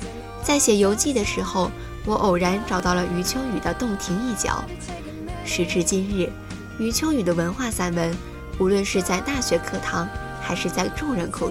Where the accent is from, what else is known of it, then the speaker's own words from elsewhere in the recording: Shandong, China; 这让我想起了我的故乡山东，沿着运河也曾有过很多辉煌的城市，比如临清、台儿庄，但是都因为运河的衰落而沉寂。